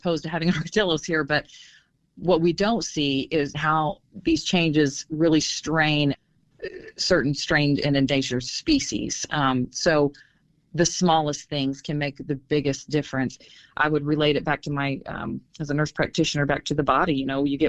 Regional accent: Southern Illinois, United States; I'm from Southern Illinois, where we had coal mines

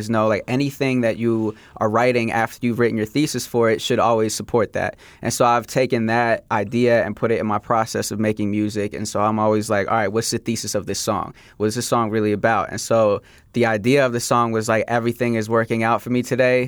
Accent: Philadelphia, Pennsylvania, United States; moved away; also born or lived in Chicago area / Oak Park, Illinois; Yeah, so I grew up in Philadelphia. So I was born in the Chicago area, moved to Philly when I was very young, and then lived there for over 10 years, and then moved back to the Chicago area.

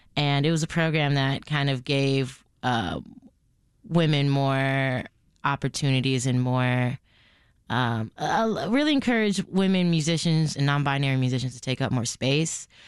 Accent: Chicago, Illinois, United States; growing up in Chicago

